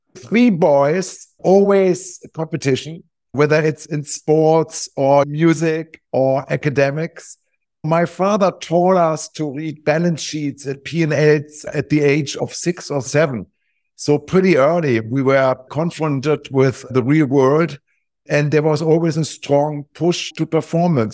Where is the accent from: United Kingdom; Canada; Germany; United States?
Germany; Wiesbaden, Hesse; moved away as an adult; also born or lived in Hamburg; I grew up in Hamburg, which is the northern part of Germany. Pretty soon then moved to, uh, a town close to Frankfurt, the financial center of Germany called Wiesbaden, where I went for school and basically stayed there until I was eighteen